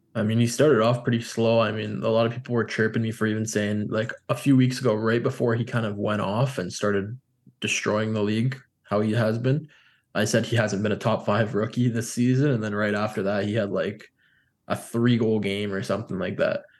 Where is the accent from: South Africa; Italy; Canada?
Canada; as a Canadian